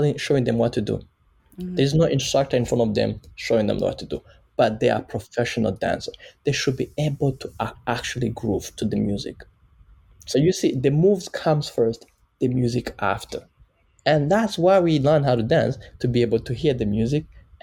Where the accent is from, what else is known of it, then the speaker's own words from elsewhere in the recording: Kigali, Rwanda; moved away as an adult; now in Vancouver, Canada; A boy from Nyamirambo